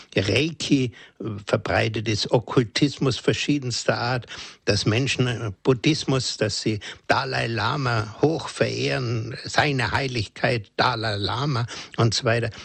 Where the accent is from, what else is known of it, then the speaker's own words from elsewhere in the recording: Germany; bei uns in Deutschland